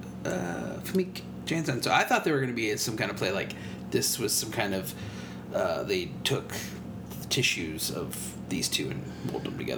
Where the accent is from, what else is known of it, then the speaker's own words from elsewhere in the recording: Mansfield, Ohio, United States; my hometown, Mansfield, Ohio